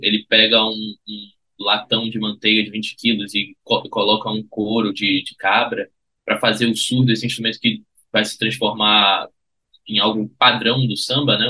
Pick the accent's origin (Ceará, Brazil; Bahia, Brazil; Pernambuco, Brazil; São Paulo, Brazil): Pernambuco, Brazil; Recife; Eu sou de Recife e a minha vida toda brinquei carnaval em Recife